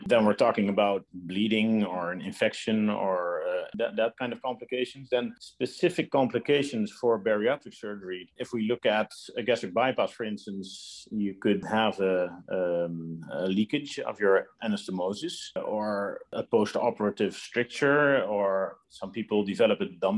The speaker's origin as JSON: {"language": "English", "country": "Netherlands", "also_born_or_lived": "Los Angeles, United States", "moved": "as an adult", "lives_now": "Belgium", "said": "I'm originally from the Netherlands, where I was trained as well"}